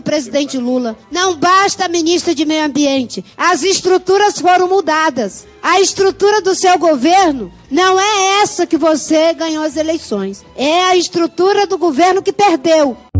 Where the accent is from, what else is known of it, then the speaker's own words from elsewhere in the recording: Brasília, Federal District, Brazil; eu sou brasiliense.